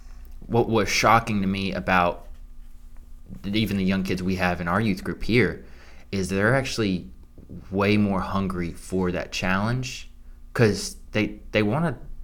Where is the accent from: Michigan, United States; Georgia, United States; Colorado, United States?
Georgia, United States; Lanier County; I come from Lanier County.